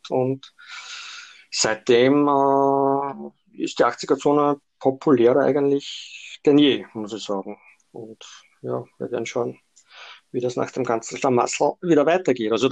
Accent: Austria; now in Vienna, Austria; Ich bin erst Anfang der 90er Jahre nach Wien gezogen und habe dann Mitte der 90er Jahre in meinem Heimatort äh, mal begonnen

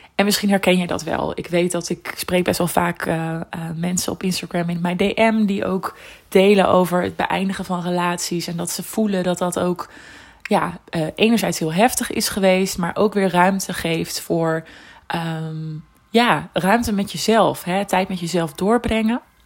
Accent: Netherlands; ik kom uit Nederland.

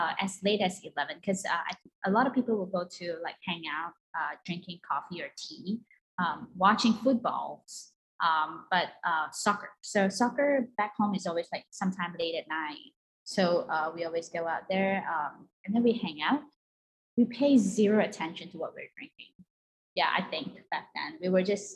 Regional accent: Malaysia; moved away as an adult; now in New York City, United States; I was born and raised in Malaysia, and I moved here about 10 years ago.

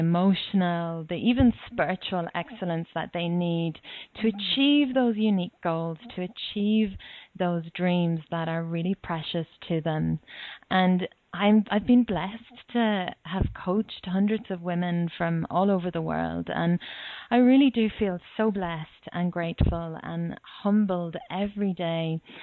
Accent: Ireland; moved away as an adult; now in Australia; I'm Irish

